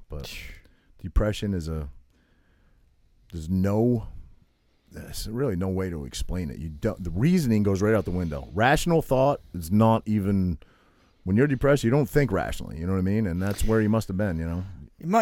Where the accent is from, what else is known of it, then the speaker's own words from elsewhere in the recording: Toms River, New Jersey, United States; moved away; I was from Tom's River